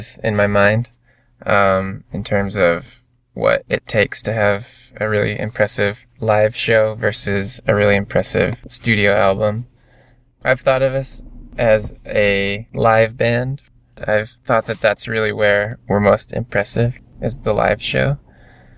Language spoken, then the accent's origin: English; Michigan, United States; We're all from Michigan